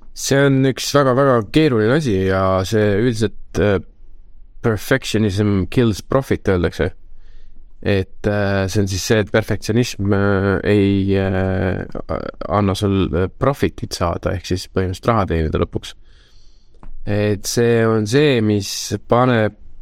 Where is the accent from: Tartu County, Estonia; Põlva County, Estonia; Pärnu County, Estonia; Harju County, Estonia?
Harju County, Estonia; Tallinn; lapsepõlv oli Lasnamäel